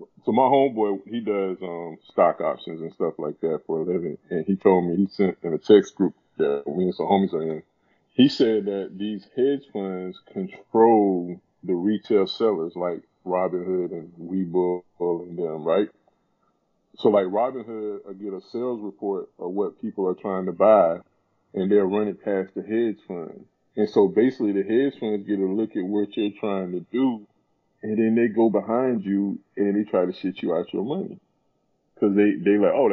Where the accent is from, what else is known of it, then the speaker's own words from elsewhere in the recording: South Carolina, United States; I'm from a small town in South Carolina. When I was in high school, I think our population in my hometown was like 7,000